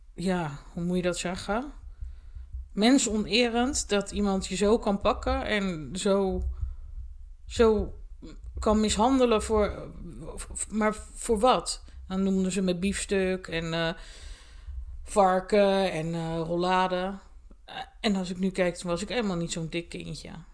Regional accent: Sluis, Zeeland, Netherlands; toen ben ik eh, in mijn geboortedorp, met mijn sluis naar school gegaan

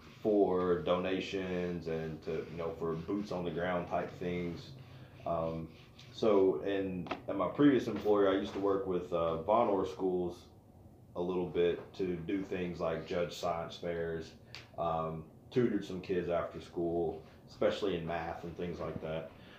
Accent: Loudon County, Tennessee, United States; also born or lived in Maryville, Tennessee; I'm not from Knoxville. Right, I grew up in Loudoun County, and I live in Maryville now.

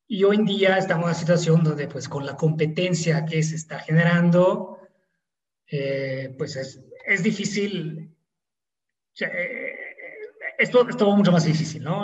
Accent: Italy; accent: Italian; Spanish is a second language; moved away as an adult; also born or lived in São Paulo, Brazil; now in Mexico; no somos de acá, yo soy italiano, eh, se podrá notar quizás por el acento

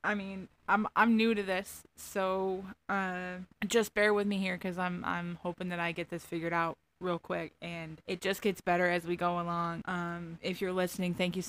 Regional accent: Finger Lakes area, Central New York, United States; accent: Southern; also born or lived in Tampa, Florida; I grew up here in Central New York, basically the middle of nowhere. Finger Lakes area in New York

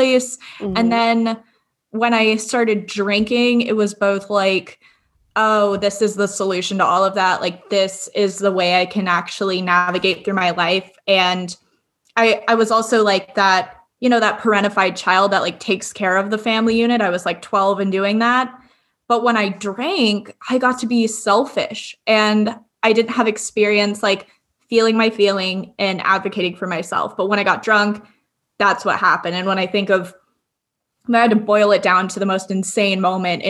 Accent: Agoura Hills, California, United States; also born or lived in Calabasas / Glendale; I grew up in Agoura Hills in Calabasas, and I am now living in Glendale

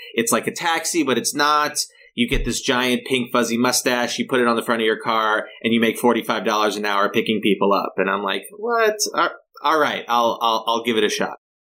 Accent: Los Angeles County, Southern California, United States; also born or lived in Humboldt County, California; now in San Francisco, United States; I grew up in Southern California in, in Los Angeles County.

